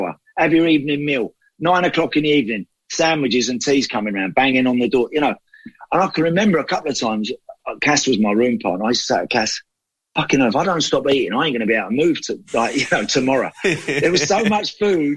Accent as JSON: {"language": "English", "area": "Bexleyheath and Dartford, Kent", "region": "South East England", "country": "United Kingdom", "tie": "born or raised there", "said": "That was my local team, growing up around Bexley Heath and Dartford, that sort of area."}